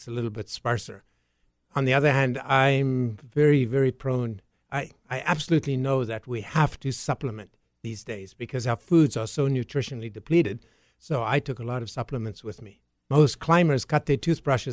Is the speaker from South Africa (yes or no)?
yes; South Africa; moved away as an adult; Originally South Africa. Born and raised there. Came to North America when I was 21